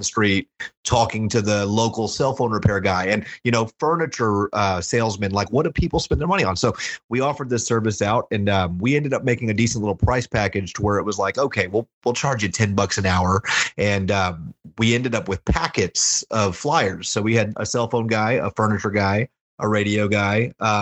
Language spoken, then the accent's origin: English; Houston, Texas, United States; I grew up in a real poor community in Houston